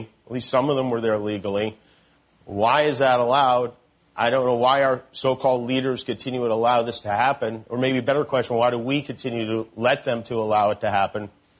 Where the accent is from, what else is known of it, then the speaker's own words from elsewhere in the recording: Las Vegas, Nevada, United States; Las Vegas, which happens to be my hometown and Cleto's hometown, Cleto Sr.'s hometown.